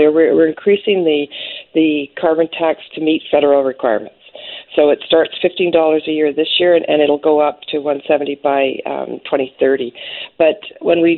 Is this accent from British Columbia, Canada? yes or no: yes; the Kootenays, British Columbia, Canada; I'm from the Kootenays